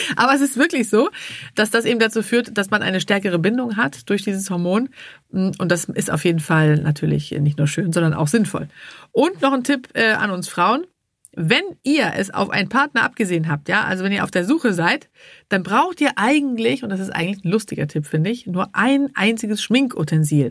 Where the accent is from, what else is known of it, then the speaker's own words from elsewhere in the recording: Sweden; now in Hamburg, Germany; ich komme ja aus Schweden, da ist man nicht so verklemmt.